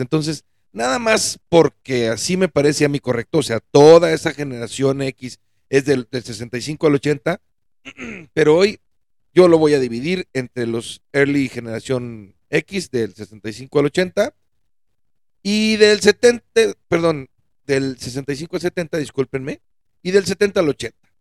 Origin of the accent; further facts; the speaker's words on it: Mexico; nosotros mexicanos